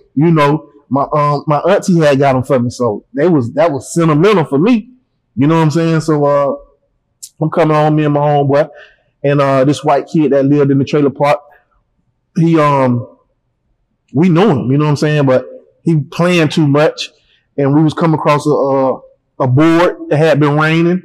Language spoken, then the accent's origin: English; Panama City, Florida, United States; moved away; I don't come home to Panama City